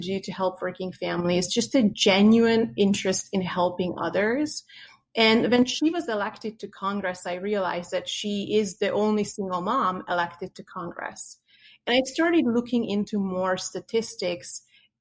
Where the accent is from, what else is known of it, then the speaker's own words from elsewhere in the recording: Hungary; now in United States; I grew up in Hungary in a communist